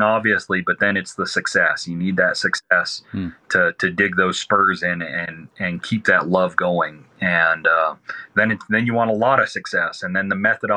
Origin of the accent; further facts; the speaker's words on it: Southeast Arizona, United States; I'm from Southeast Arizona.